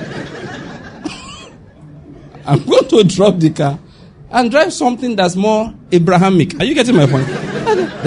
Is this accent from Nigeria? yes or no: yes; Western Nigeria, Nigeria; I'm from Western Nigeria.